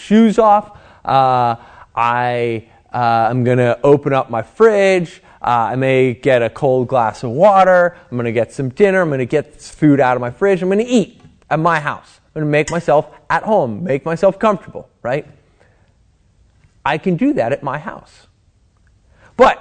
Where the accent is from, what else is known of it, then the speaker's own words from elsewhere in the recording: United States; a American Christian